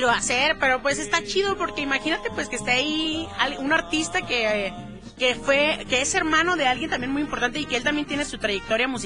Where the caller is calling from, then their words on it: Zacapu, Michoacán, Mexico; Desde Zacapu